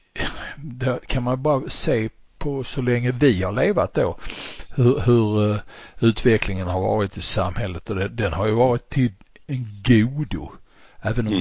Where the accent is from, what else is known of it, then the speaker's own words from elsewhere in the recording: Sweden; för vår del som svenskar